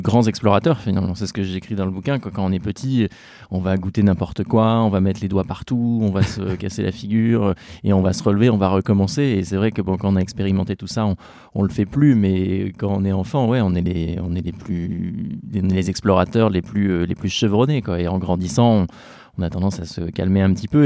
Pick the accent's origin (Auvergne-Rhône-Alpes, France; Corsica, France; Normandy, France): Normandy, France; Seine-Maritime; je suis né en Normandie